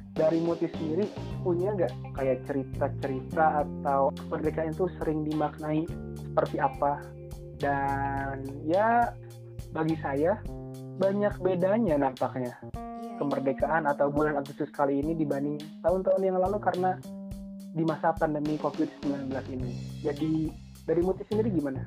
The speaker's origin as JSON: {"language": "Indonesian", "town": "Rajapolah", "region": "West Java", "country": "Indonesia", "said": "saya dari Raja Polah"}